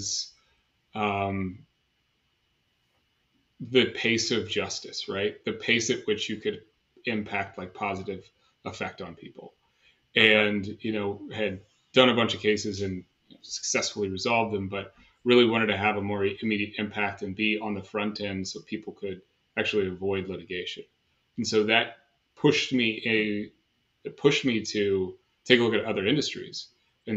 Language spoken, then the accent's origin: English; Reno, Nevada, United States; moved away as an adult; also born or lived in Ohio / Santa Barbara, California / Los Angeles, California / Southern California; now in Mission Viejo, United States; I grew up in Reno, Nevada. I was born in Ohio before that and kind of bounced around